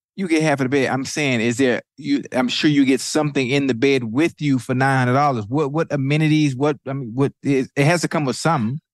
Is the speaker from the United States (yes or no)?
yes; Miami, Florida, United States; I'm from Liberty City